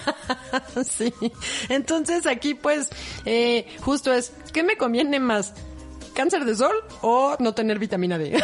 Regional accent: Mexico; también somos mexicanos, somos morenos

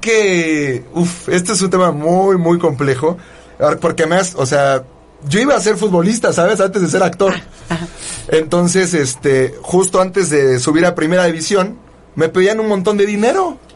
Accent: Mexico; soy más mexicano que el nopal

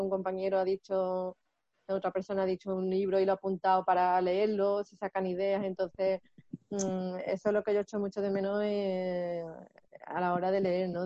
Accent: Seville, Andalusia, Spain; yo soy de Sevilla

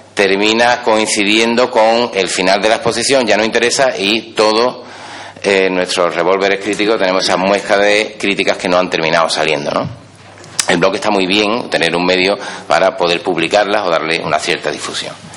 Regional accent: Seville, Andalusia, Spain; Yo vivo aquí en Sevilla. Soy eh, de Sevilla, doctor por la Universidad de Sevilla

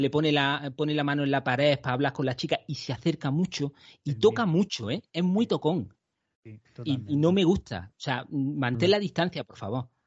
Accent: Andalusia, Spain; soy andaluz

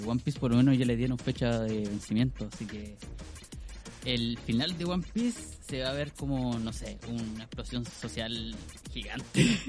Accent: Chile; Yo soy el mismísimo chino chileno, el que andaba con la bandana ahí en el colegio

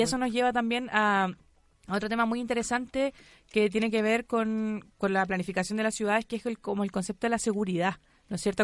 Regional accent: Copiapó, Atacama, Chile; now in Santiago, Chile; yo soy de Copiapó, cuando yo vivía en Copiapó y llegaba a vivir a Santiago

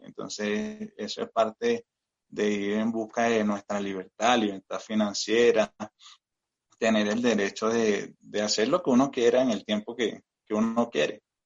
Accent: Venezuela; moved away as an adult; now in Colombia; yo soy migrante acá en Colombia. Eh, soy venezolano de nacionalidad, tengo también nacionalidad colombiana

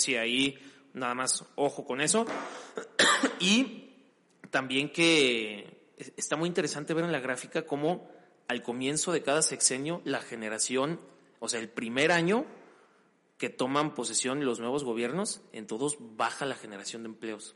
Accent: Mexico; nosotros como mexicanos

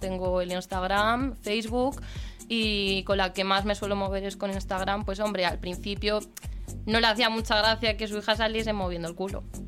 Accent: a village near Aranda de Duero, Castile and León, Spain; now in Madrid, Spain; mi pueblo está, está relativamente cerquita de allí

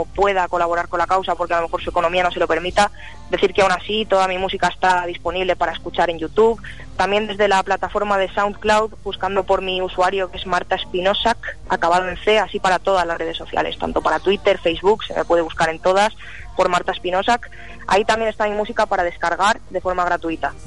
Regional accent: Madrid, Community of Madrid, Spain; soy de Madrid, soy muy jovencita, tengo 21 años

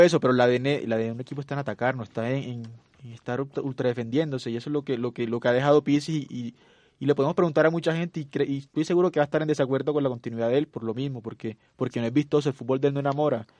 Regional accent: Cartagena, Bolívar, Colombia; soy de Cartagena.

